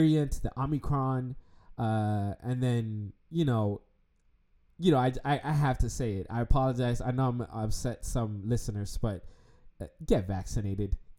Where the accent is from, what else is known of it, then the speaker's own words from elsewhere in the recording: United States; growing up in America